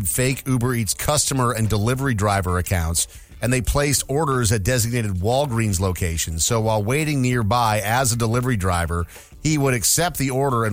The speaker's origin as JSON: {"language": "English", "country": "United States", "said": "I'm from America"}